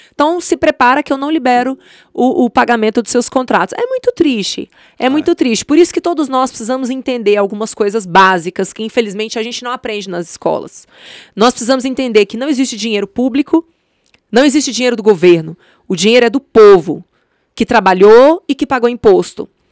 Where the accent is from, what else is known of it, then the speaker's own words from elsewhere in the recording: Brasília, Federal District, Brazil; also born or lived in Patos de Minas, Minas Gerais; Sou mineira de Patos de Minas, minha família veio para cá, se instalou na Ceilândia, então eu passei minha infância na Ceilândia, eu passei minha adolescência no Areal